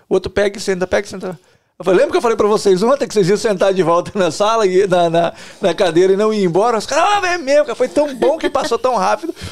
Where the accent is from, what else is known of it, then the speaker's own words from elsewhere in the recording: Cachoeiro de Itapemirim, Espírito Santo, Brazil; Não, eu sou de Cachoeiro, mas sou lá.